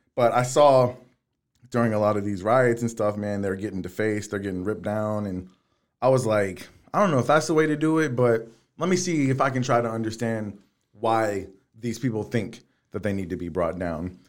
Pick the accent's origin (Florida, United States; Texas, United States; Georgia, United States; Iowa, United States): Texas, United States; Texas City; I grew up on Jacques Boudin in Texas City